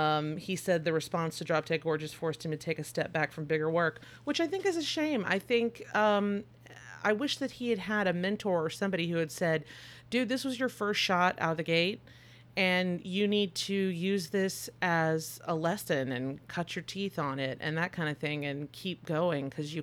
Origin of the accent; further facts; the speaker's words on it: Midwest, United States; I'm from the Midwest. Repression is good.